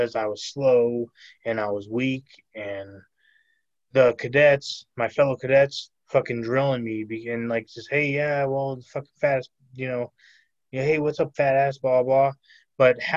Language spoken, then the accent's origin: English; California, United States; moved away as an adult; now in Arizona, United States; that was my hometown, clearly California